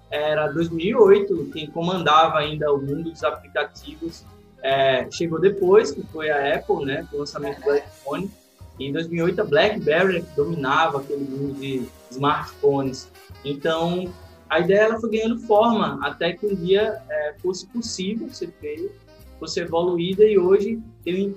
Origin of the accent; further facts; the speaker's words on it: Alagoas, Brazil; Eu sou, eu sou alagoano, é, moro em Maceió